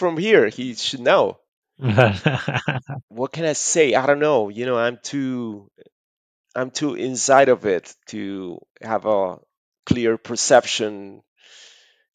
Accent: Argentina

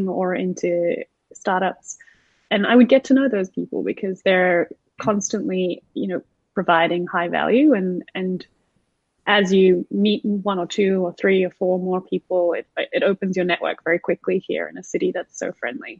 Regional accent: South Africa; also born or lived in Sydney, Australia; now in Los Angeles, United States; Prior to that, I was living in Sydney, Australia, but I'm actually South African born

